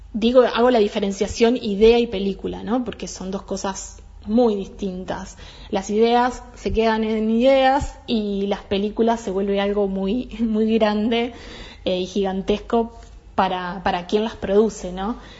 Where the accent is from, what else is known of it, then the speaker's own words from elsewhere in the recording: Maquinchao, Río Negro, Argentina; Yo soy de Maquinchao